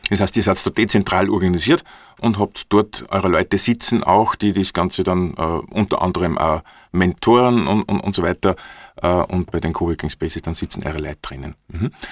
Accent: Upper Austria, Austria; Bei uns in Oberösterreich

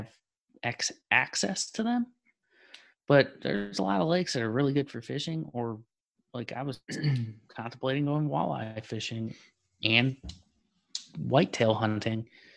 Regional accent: Michigan, United States; moved away; I'm originally from Michigan.

